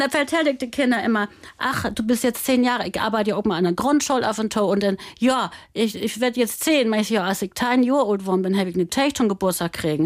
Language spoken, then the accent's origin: German; Germany; da gibt es einen Lüttenhof, das ist der Pfingstsoll, da bin ich groß